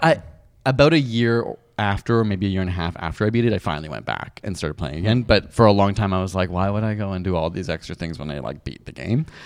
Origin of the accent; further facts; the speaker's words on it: United Kingdom; I'm British